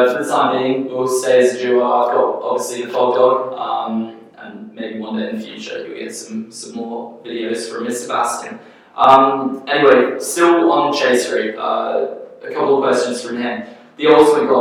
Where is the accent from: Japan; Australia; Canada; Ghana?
Australia; moved away as an adult; also born or lived in England; now in United States; I've swapped over from Australia. I obviously grew up there